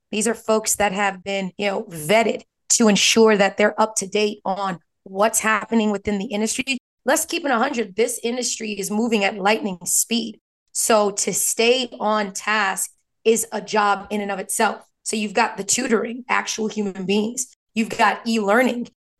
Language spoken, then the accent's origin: English; New York, United States; I'm from New York. I can't hide it.